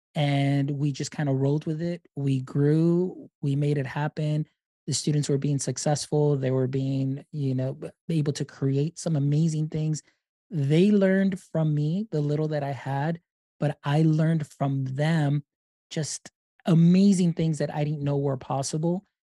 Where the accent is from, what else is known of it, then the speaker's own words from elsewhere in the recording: Deep South Texas, United States; I am from Deep South Texas